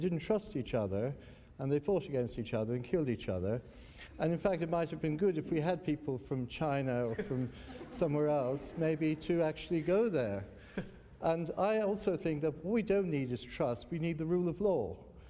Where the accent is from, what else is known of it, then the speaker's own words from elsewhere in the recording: Ireland; I mean, I come from Ireland.